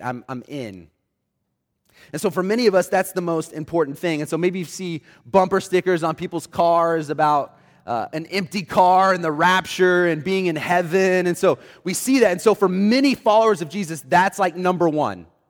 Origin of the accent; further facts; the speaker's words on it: Oklahoma City, Oklahoma, United States; I grew up in Oklahoma City